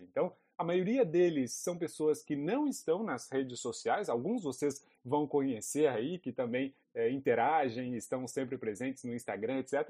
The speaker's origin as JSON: {"language": "Portuguese", "town": "Lavras", "region": "Minas Gerais", "country": "Brazil", "also_born_or_lived": "Brasília", "moved": "as an adult", "said": "Eu sou de Lavras, uma cidadezinha no sul de Minas Gerais."}